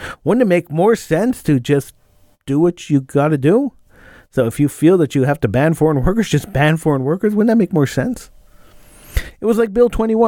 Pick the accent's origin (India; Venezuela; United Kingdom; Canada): Canada; I was born in Canada